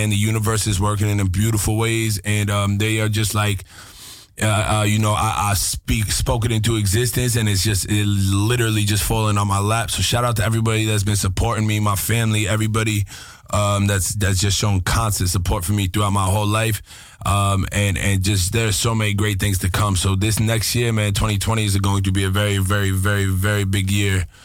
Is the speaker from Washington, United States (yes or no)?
no; Yonkers, New York, United States; also born or lived in Los Angeles; I was born in Los Angeles as well, you know, and I was mm-hmm. raised in Yonkers, New York.